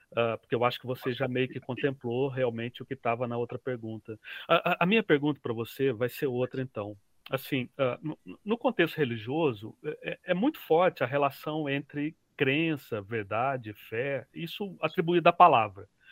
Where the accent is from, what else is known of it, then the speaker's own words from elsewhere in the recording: Minas Gerais, Brazil; eu sou mineiro, mineiro é desconfiado por natureza